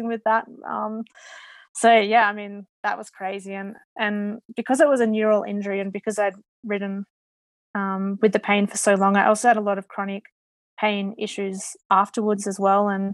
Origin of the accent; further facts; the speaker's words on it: Australia; as an Australian